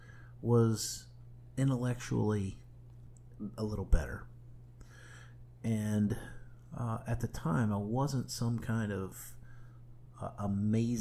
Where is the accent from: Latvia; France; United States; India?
United States; Springfield, Ohio; moved away as an adult; my hometown of Springfield, Ohio